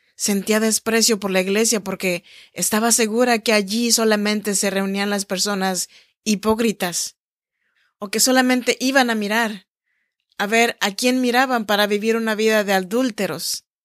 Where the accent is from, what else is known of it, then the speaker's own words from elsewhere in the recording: Chinantla region, Oaxaca, Mexico; moved away as an adult; now in Sacramento, United States; soy nacida en Oaxaca, México en la región chinanteca. Y estoy grabando este podcast desde Sacramento, California, en donde vivo desde hace ya 14 años.